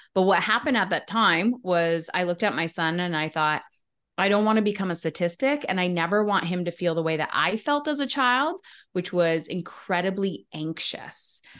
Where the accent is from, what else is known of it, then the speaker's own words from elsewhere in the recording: Windsor, Ontario, Canada; I'm in Ontario, in Windsor, right across the kind of river from Detroit. Uh, and I've been here my whole life.